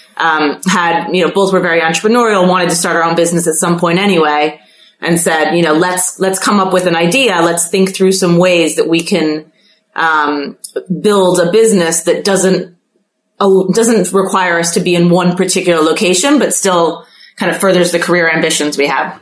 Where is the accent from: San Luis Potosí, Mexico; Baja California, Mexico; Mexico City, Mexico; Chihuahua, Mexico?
Mexico City, Mexico; moved away; I grew up in Mexico City